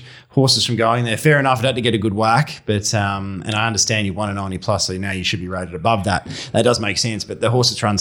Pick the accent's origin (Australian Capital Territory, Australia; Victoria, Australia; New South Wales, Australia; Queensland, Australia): Queensland, Australia; Brisbane; now in Western Australia, Australia; Queensland. I was born in Queensland